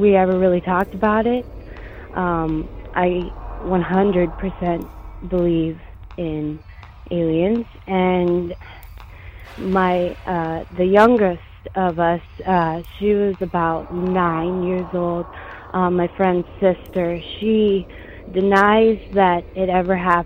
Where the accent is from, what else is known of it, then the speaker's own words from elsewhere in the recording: Montana, United States; I'm originally from Montana, born and raised.